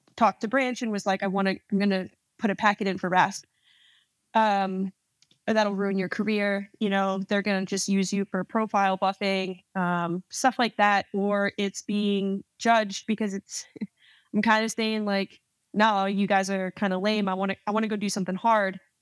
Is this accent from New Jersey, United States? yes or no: yes; New Jersey, United States; moved away as an adult; I'm born and raised in New Jersey, uh, Central West Jersey